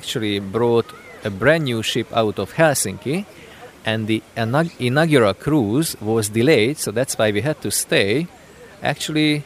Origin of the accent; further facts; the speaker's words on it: Hungary; I'm from Hungary